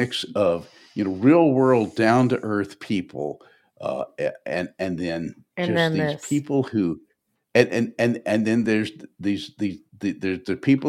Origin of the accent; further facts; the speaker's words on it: Nashville, Tennessee, United States; I grew up in Nashville, and I went around the world doing stuff, and then I went back home to Nashville, and Nashville changed a lot just over the course of the 70s